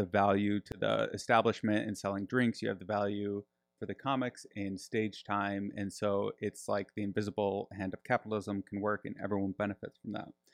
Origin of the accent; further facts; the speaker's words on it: Grand Rapids, Michigan, United States; now in Austin, United States; I'm from, uh, Grand Rapids